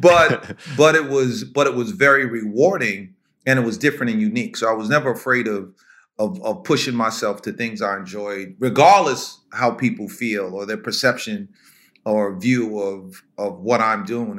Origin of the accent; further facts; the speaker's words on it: Valhalla, New York, United States; also born or lived in White Plains, New York; now in New Jersey, United States; I'm born and raised in White Plains, New York. Actually, Valhalla